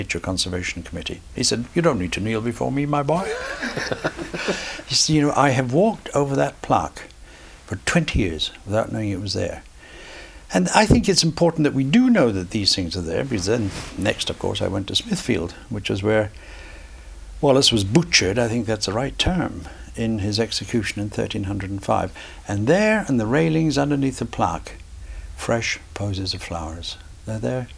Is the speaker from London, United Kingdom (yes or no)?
no; Scots, Scotland, United Kingdom